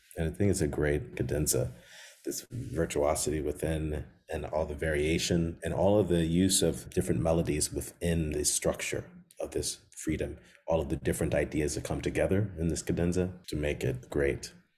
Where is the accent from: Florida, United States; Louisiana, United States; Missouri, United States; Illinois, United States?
Illinois, United States; Chicago; when I grew up in Chicago